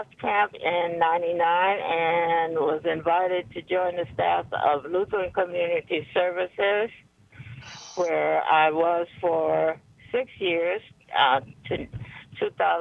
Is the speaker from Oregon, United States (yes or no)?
no; Detroit, Michigan, United States; moved away; also born or lived in Anchorage, Alaska; I am from Detroit